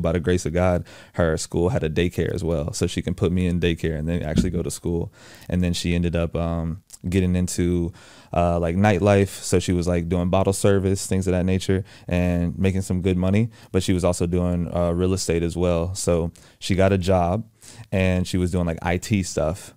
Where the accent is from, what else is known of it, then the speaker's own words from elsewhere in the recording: Houston, Texas, United States; moved away as an adult; now in Atlanta, United States; I'm from Houston, Texas, born and raised.